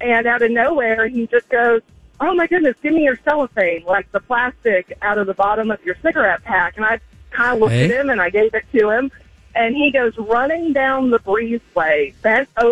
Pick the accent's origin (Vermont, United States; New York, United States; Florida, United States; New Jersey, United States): Florida, United States; moved away; I'm from Florida